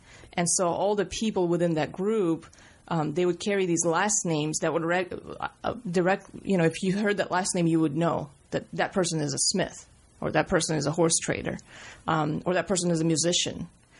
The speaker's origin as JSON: {"language": "English", "region": "Riga", "country": "Latvia", "tie": "born there", "said": "I was born in Riga, Latvia, in the former Soviet Union. And I was born into a family of performers, basically a stage family."}